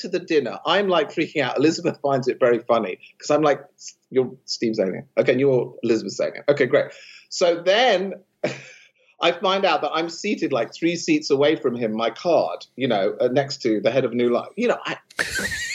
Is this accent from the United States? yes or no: no; London, United Kingdom; moved away as an adult; I come from London.